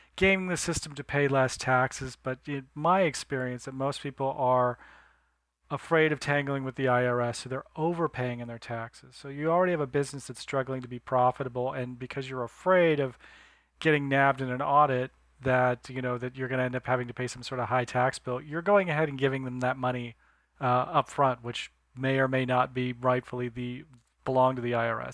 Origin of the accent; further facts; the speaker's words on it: Northern California, United States; Growing up in Northern California